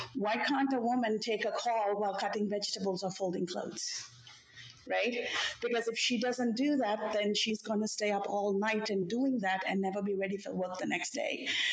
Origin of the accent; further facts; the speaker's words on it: Sri Lanka; now in Chicago, United States; I come from Sri Lanka, from South Asia. My parents worked in jobs where they retired.